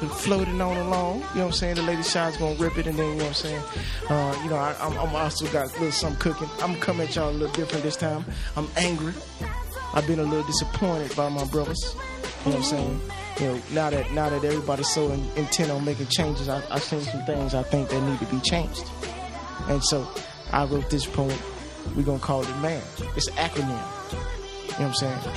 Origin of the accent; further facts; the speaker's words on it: New York City, New York, United States; I'm from New York. You know what I'm saying? Bronx, Queens, Glendale.